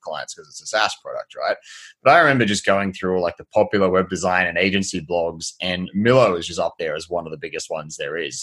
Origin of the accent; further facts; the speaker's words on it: Australia; as an Australian